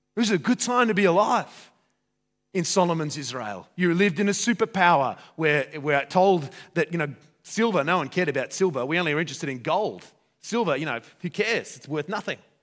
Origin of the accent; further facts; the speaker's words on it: Australia; I'm Australian